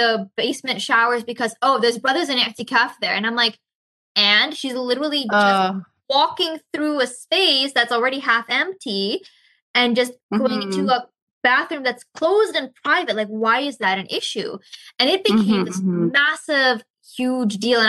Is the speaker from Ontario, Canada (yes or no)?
no; Victoria, British Columbia, Canada; moved away as an adult; also born or lived in Malaysia; I moved back to Canada, my hometown here in Victoria